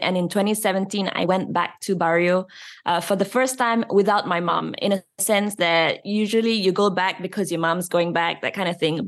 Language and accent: English; Malaysia; In schools, we are taught English and Bahasa Malaysia